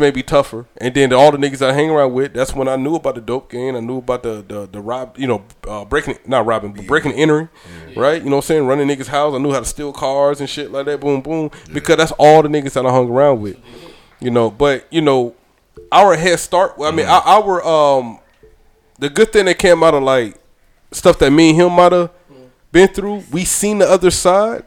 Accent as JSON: {"language": "English", "town": "St. Simons Island", "region": "Georgia", "country": "United States", "moved": "yes", "lives_now": "Fayetteville, United States", "said": "I'm from St. Simon's Island, Georgia"}